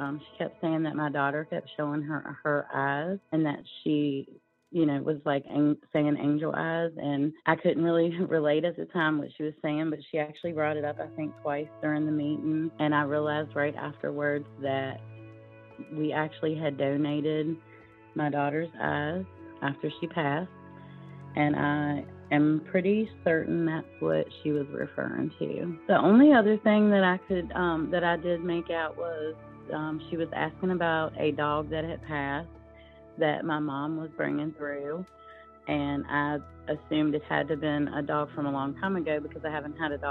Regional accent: Natural Bridge, Virginia, United States; I am from Natural Bridge, Virginia.

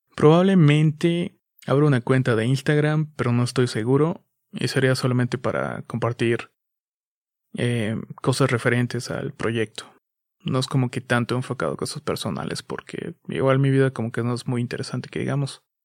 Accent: Chiapas, Mexico; Soy de México, soy de Chiapas, México

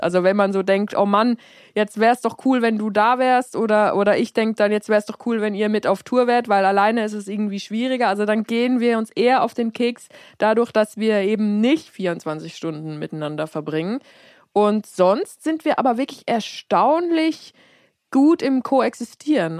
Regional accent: Switzerland; also born or lived in United States; ich bin in Amerika geboren, aber dann wurde ich, als ich sehr klein war, noch nach, nach äh, in die Schweiz transportiert

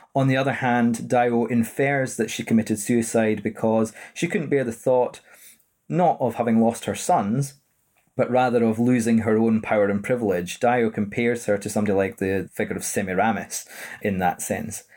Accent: Edinburgh, Scotland, United Kingdom; born and raised in Edinburgh

